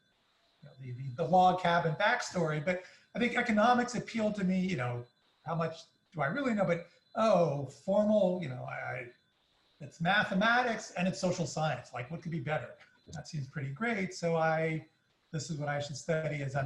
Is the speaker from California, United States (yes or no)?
yes; Palo Alto, California, United States; I grew up in Palo Alto, California